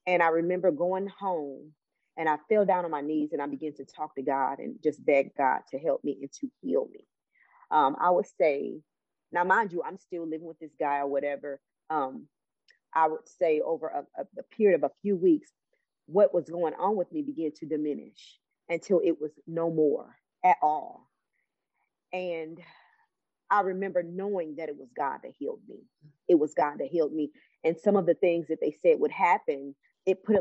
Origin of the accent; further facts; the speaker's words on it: Cleveland, Ohio, United States; now in Alabama, United States; I'm from Cleveland, Ohio